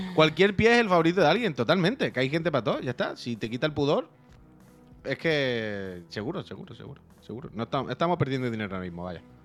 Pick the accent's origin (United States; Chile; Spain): Spain; Chiclana de la Frontera, Andalusia; also born or lived in Seville; cuando era niño en Chiclana con mi padre